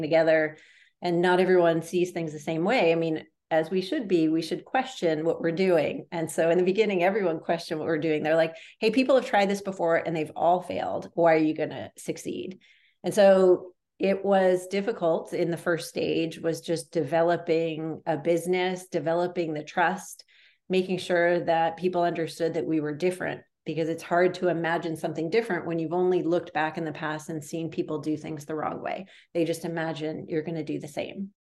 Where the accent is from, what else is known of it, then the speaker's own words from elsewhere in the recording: a suburb outside of Boston, Massachusetts, United States; I grew up in a suburb outside of Boston, Massachusetts